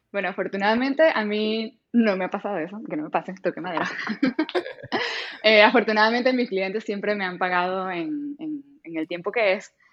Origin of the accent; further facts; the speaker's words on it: Maracaibo, Zulia, Venezuela; moved away as an adult; also born or lived in Colombia / Spain; now in Canada; yo vengo de Maracaibo, que es, digamos, una ciudad relativamente pequeña